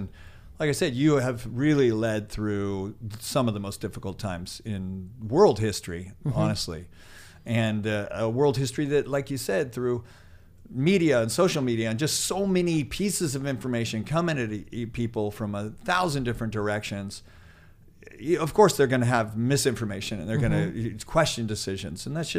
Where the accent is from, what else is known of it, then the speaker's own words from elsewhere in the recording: Chico, California, United States; I'll say I'm from Chico